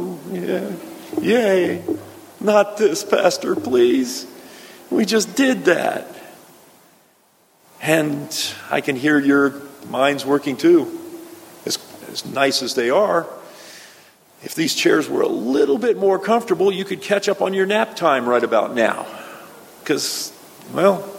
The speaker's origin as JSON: {"language": "English", "region": "South Florida", "country": "United States", "tie": "born or raised there", "said": "my hometown in South Florida"}